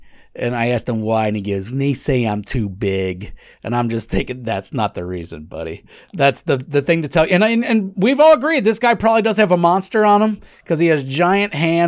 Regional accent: Australia; I'm Australian. That's just what we do.

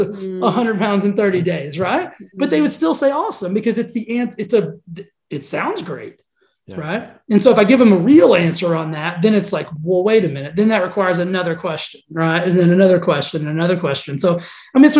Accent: Texas, United States; I'm from Texas

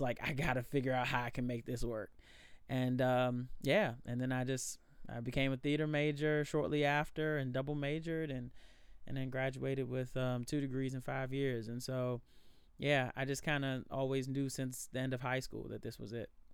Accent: Alexandria, Virginia, United States; born and raised in Alexandria

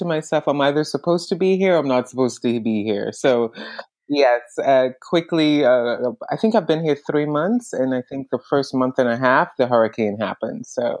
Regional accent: New York, United States; now in Florida, United States; I have been in New York since 1987. It's only been 3 months. I am a New Yorker.

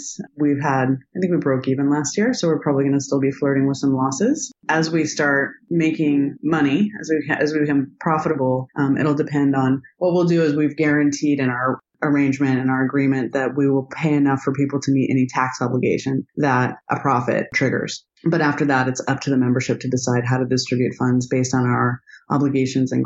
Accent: Idaho, United States; And I grew up in Idaho

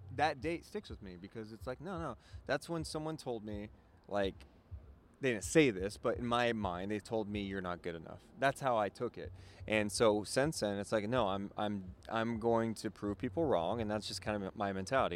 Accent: California, United States; I'm doing it in my hometown

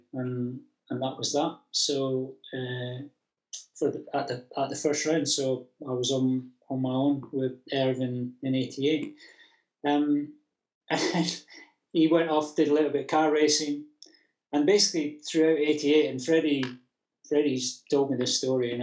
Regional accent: Scotland, United Kingdom; being a Scot

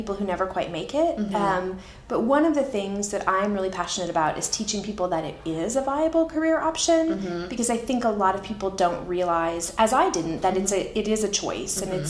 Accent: Canada; moved away as an adult; also born or lived in California / Oregon; now in United States; I'm Canadian originally, mm-hmm. and I moved to the U.S. with my husband

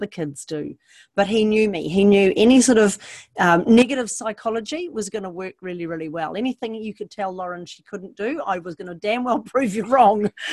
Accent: Hunua, Auckland, New Zealand; born or raised there

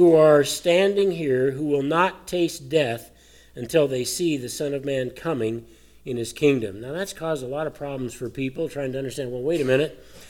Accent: Colorado, United States; I grew up in Colorado.

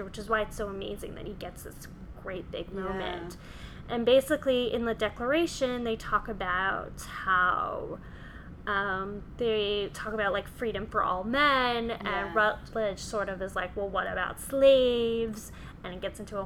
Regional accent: Canada; someone who was born and raised in Canada.

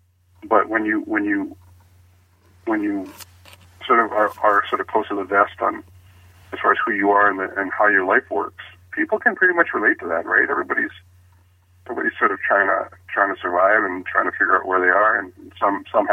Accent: Hawaii, United States; being Hawaiian

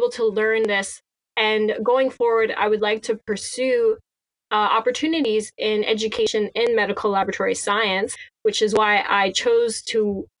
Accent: Cornwall, Ontario, Canada; I grew up in Cornwall, Ontario

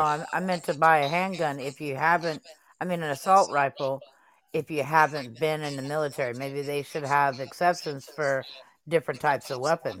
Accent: Dallas, Texas, United States; now in New Orleans, United States; I'm from Dallas, Texas, but I live in New Orleans.

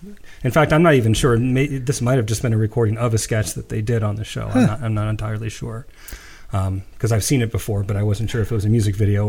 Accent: United States; as an American

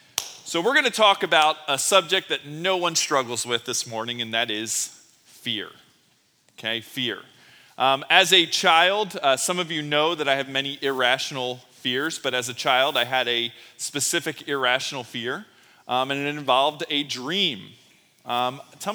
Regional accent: Philadelphia, Pennsylvania, United States; growing up in Philly and Sesame Place being right in my backyard

